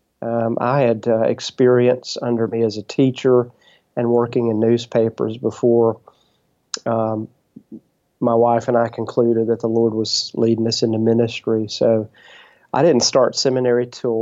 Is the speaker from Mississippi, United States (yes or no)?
yes; Brookhaven, Mississippi, United States; also born or lived in Wiggins, Mississippi / Corinth, Mississippi / Africa; I grew up in Brookhaven and graduated from Brookhaven High School